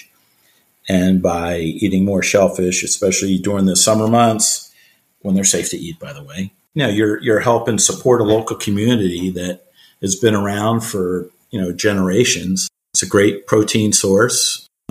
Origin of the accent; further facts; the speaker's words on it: outside Philadelphia, Pennsylvania, United States; now in Annapolis, United States; I grew up outside Philadelphia